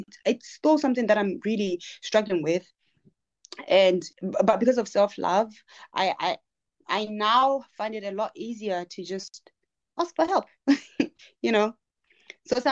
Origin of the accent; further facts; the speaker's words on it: Maun, North-West District, Botswana; first language Herero; English is a second language; I grew up, I'm from Botswana, and I grew up in Botswana